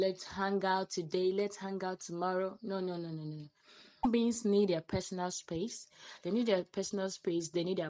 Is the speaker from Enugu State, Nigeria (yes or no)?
yes; Ofatu, Enugu State, Nigeria; of Enugu State. Yeah, I'm proud to be an Ofatu babe. I'm from Ofatu.